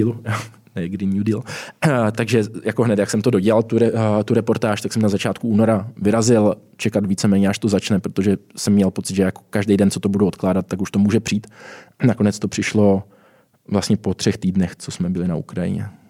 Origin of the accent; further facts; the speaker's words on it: Brno, South Moravian Region, Czechia; now in Prague, Czech Republic; jsem teď v Praze žiju, původně jsem z Brna